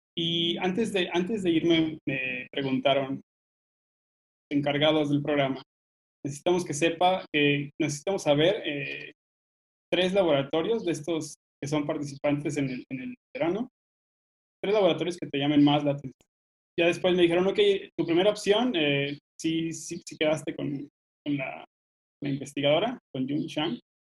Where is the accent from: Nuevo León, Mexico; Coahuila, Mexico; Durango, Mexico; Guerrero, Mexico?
Durango, Mexico; Gómez Palacio; moved away as an adult; also born or lived in Guanajuato; nací en Gómez Palacio, Durango, en el norte, eh, pero como algunos de ustedes, también me, mudé a estudiar a otro lugar